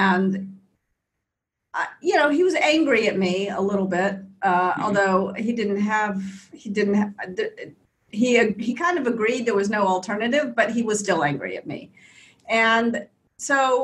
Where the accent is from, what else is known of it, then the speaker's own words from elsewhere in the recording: Memphis, Tennessee, United States; I grew up in Memphis in the South in the US